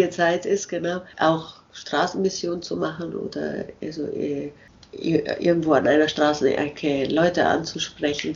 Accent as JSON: {"language": "German", "country": "Germany", "moved": "yes", "said": "als Deutsche mit unserer komischen Art, Englisch zu sprechen"}